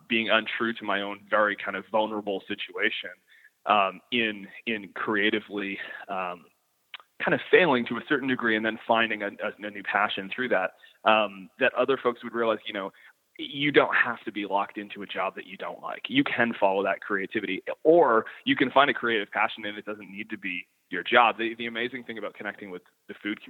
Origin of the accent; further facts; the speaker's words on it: the Maritimes, Canada; my upbringing as a maritimer